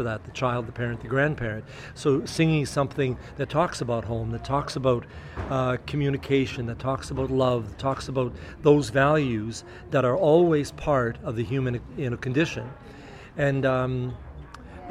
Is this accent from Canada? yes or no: yes; Winnipeg, Manitoba, Canada; from Winnipeg, from my hometown.